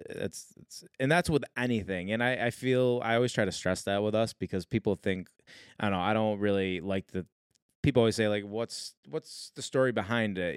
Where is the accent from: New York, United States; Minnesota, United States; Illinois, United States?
New York, United States; Syracuse; moved away; also born or lived in North Carolina; we're like, "Syracuse."